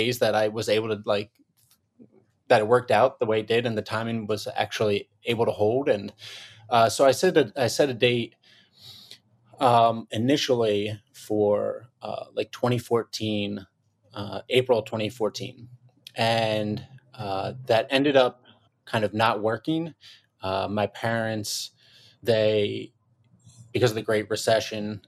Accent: Philadelphia, Pennsylvania, United States; move into Philly, in my hometown, my home city.

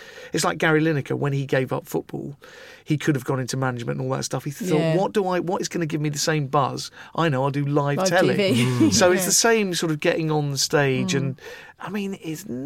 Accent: Pinner, London, United Kingdom; I was brought up in Pinner, so I'm nice and middle class

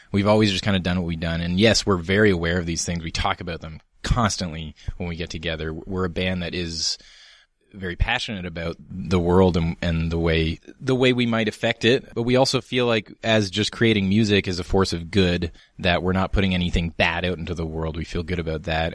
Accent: Canada; we're proudly Canadian

